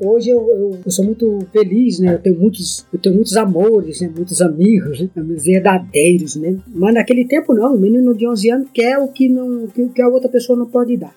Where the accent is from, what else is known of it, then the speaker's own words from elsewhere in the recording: Ubatuba, São Paulo, Brazil; Eu nasci nas montanhas de Ubatuba e estudei com padres salesianos